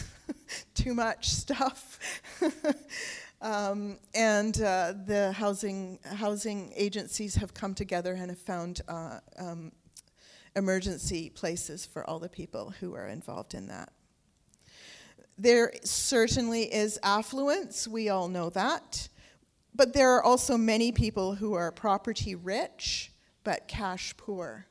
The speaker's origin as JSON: {"language": "English", "town": "North Vancouver", "region": "British Columbia", "country": "Canada", "tie": "born or raised there", "also_born_or_lived": "England", "said": "we moved to Canada from England when I was seven years old."}